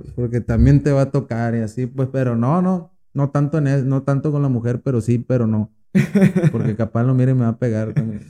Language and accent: Spanish; Guasave, Sinaloa, Mexico; aquí de Guasave